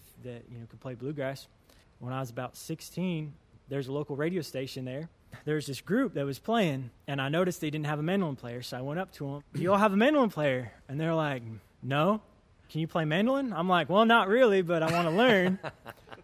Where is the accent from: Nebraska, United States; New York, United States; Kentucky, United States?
Kentucky, United States; Breathitt County; I grew up in Breathitt County, born and raised